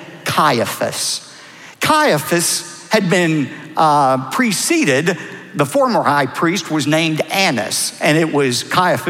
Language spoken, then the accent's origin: English; Texas, United States; I was from Texas. Didn't have to. The accent gave me away